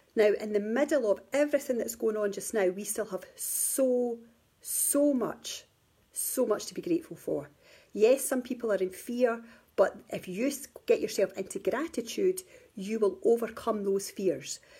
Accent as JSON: {"language": "English", "region": "Scotland", "country": "United Kingdom", "also_born_or_lived": "England", "moved": "yes", "said": "I live in Scotland and England. I live between both at the moment. I'm originally from Scotland"}